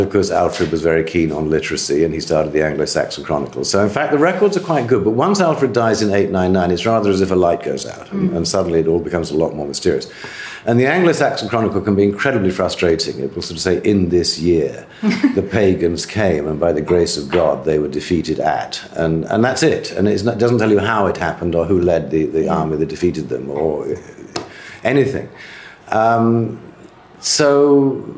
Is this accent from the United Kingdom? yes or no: yes; England, United Kingdom; I'm English